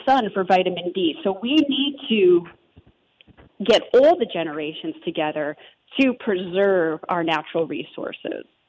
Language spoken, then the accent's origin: English; New Jersey, United States; accent: Jersey; growing up in New Jersey